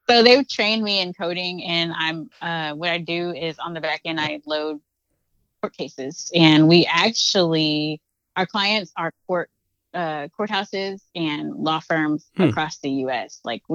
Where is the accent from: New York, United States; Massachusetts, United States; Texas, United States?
Texas, United States; Fort Worth; also born or lived in Weatherford, Texas; I'm from I'm originally from Fort Worth. I grew up in Weatherford from the age of 12 up until graduating high school. So I'm from the DFW Metroplex, basically.